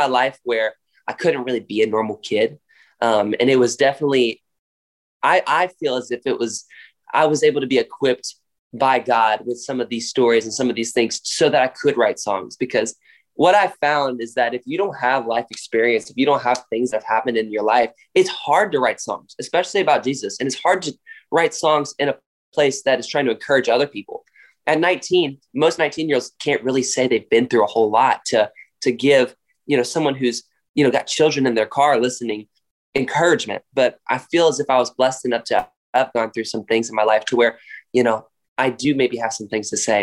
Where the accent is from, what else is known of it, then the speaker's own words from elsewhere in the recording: Raleigh, North Carolina, United States; I grew up in Raleigh, North Carolina. That's born and raised there